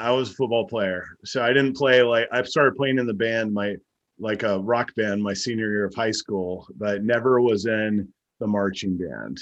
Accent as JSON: {"language": "English", "region": "Texas", "country": "United States", "tie": "born or raised there", "said": "growing up in Texas, my cousins all lived out in the country"}